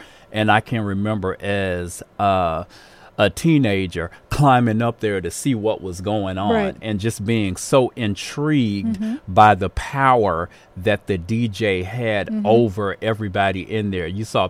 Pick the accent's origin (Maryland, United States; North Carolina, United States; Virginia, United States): Maryland, United States; Baltimore; moved away as an adult; now in Chicago, United States; I grew up in that area.